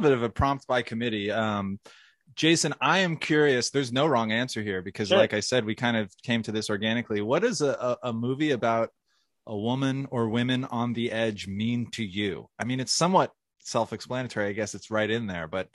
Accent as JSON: {"language": "English", "region": "New Jersey", "country": "United States", "said": "I'm from New Jersey"}